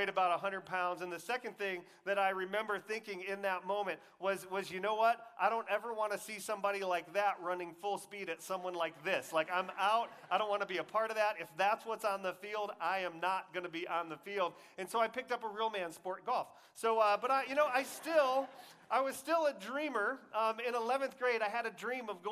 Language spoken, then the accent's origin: English; Texas, United States; I grew up in Texas, so we had the whole Friday Night Lights thing